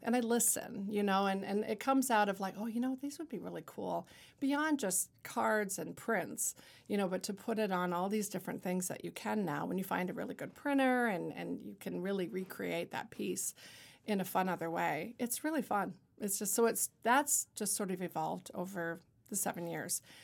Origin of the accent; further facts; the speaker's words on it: Niagara-on-the-Lake, Ontario, Canada; moved away as an adult; now in Lewiston, United States; growing up in Niagara Lake, as you said in my bio, that I was really influenced by theater with Shaw Festival